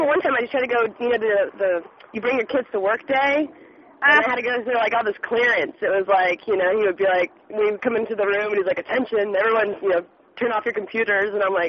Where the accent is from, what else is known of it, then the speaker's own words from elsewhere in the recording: Germany; I grew up in Germany pretty much for like, you know, 6 years, I guess, 5-6 years